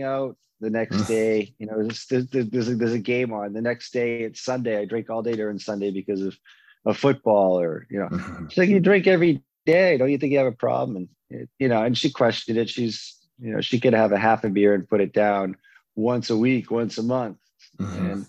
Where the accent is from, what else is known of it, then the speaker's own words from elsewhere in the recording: Waltham, Massachusetts, United States; moved away as an adult; also born or lived in Boston, Massachusetts; now in Arizona, United States; Growing up in Waltham, Massachusetts, I was surrounded by a bunch of alcoholics and addicts